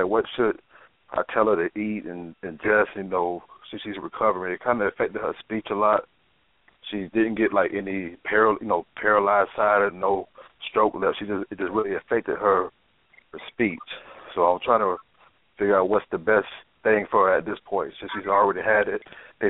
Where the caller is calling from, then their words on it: Tampa, Florida, United States; I'm calling from Florida, you know, Tampa, Florida.